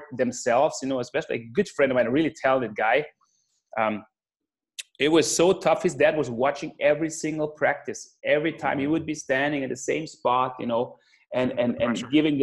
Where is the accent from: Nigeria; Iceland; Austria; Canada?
Austria; south of Austria; born or raised there